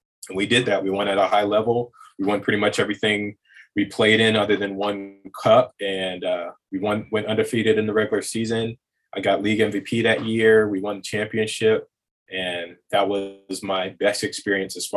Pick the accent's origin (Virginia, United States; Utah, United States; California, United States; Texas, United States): Virginia, United States; moved away as an adult; also born or lived in Hawaii; I'm from Virginia